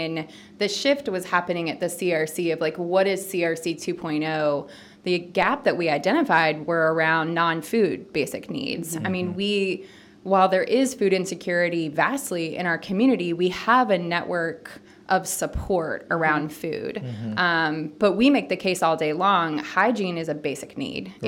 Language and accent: English; Kentucky, United States; now in Nashville, United States; From Kentucky, but I have been in Nashville for about 10 years.